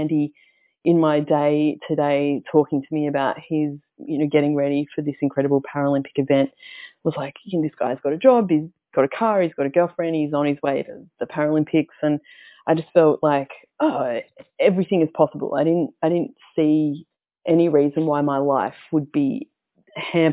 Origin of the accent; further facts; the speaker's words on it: Melbourne, Victoria, Australia; I grew up here in Victoria in Melbourne, out in the southeast suburbs